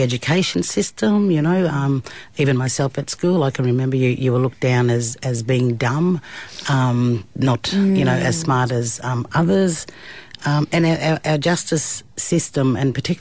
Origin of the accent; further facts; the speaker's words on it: Cunnamulla, Queensland, Australia; I was born in Cunnamulla in 66